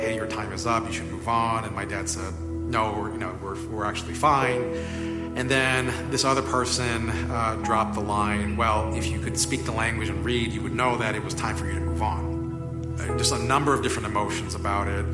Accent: Hawaii, United States; I was uh, born and raised in Hawaii

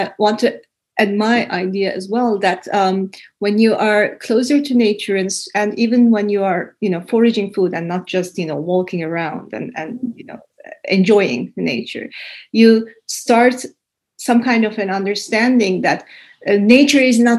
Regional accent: Istanbul, Turkey; English is a second language; now in Helsinki, Finland; when I came to Finland from Istanbul to Helsinki

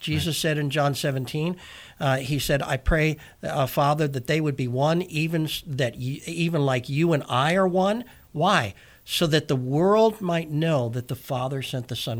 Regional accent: United States; I'm an American

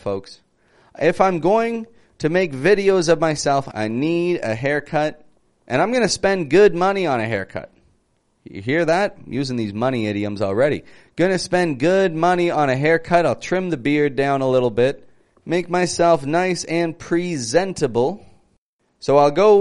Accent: Toronto, Ontario, Canada; moved away as an adult; now in Mexico; I'm from Toronto, Canada, living in Mexico at the moment

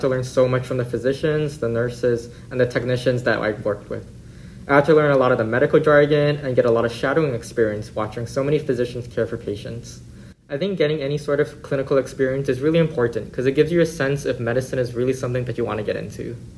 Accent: Aiea, Hawaii, United States; I was born and raised here in Aiea, Oahu

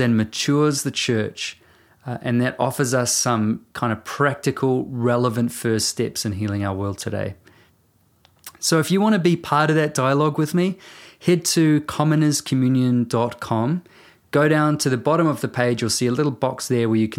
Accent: New Zealand; I'm a writer and a musician from Aotearoa, New Zealand

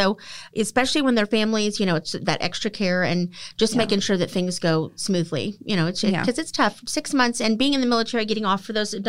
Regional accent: Killeen, Texas, United States; So I'm a local girl. I was born and raised there in Killeen, which is really rare.

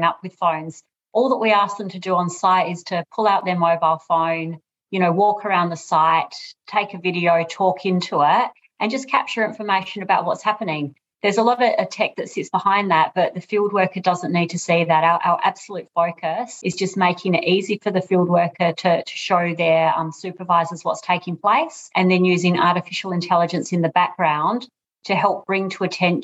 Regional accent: Australia; moved away as an adult; now in United Kingdom; I'm obviously Australian, as you'll hear from my voice, but currently in the UK, and I've been here for about 3 years

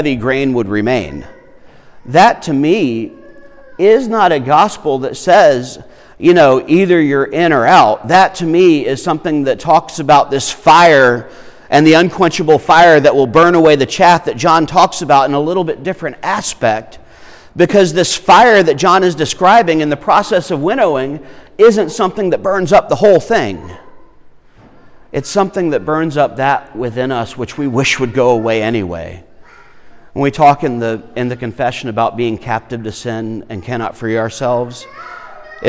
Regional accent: Irmo, South Carolina, United States; I grew up in Irmo where, you know, eggs come from the store.

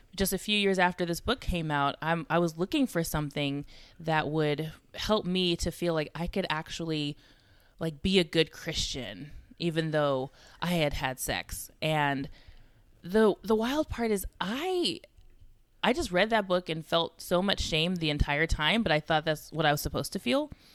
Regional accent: California, United States; also born or lived in Georgia; now in Texas, United States; I'm originally from California

